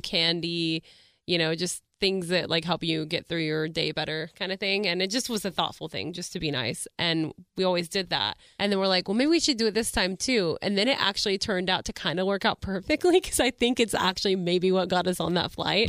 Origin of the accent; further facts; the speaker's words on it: Melissa, Texas, United States; also born or lived in Dallas; I'm from Melissa, Texas